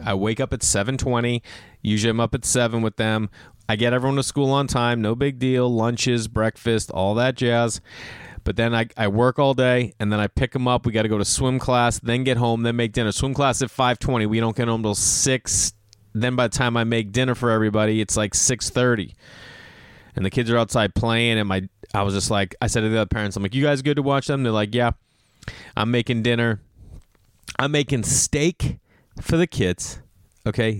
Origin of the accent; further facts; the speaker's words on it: Boston, Massachusetts, United States; moved away; also born or lived in New York / Los Angeles; I grew up in Boston